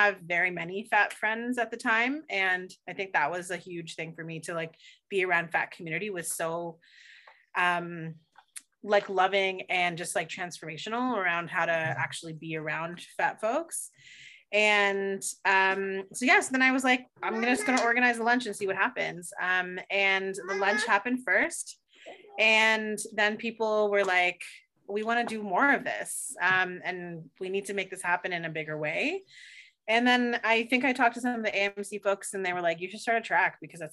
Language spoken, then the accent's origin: English; Toronto, Ontario, Canada; I'm from Toronto